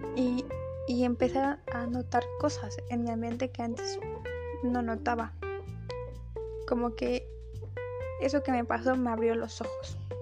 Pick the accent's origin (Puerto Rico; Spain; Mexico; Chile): Mexico; yo nací en México, he radicado toda mi vida en este país